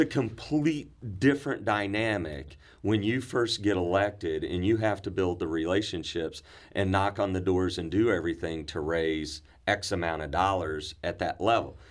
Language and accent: English; Cape Girardeau, Missouri, United States; I was born and raised in Cape Girardeau, Missouri.